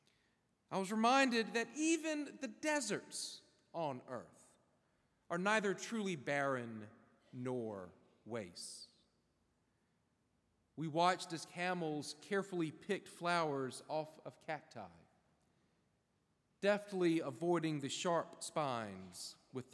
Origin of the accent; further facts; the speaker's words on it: South Carolina, United States; moved away as an adult; also born or lived in Manhattan, New York; now in Florida, United States; I grew up in South Carolina, moved to North Carolina for a little while, spent my 30s in a high-rise apartment in Manhattan.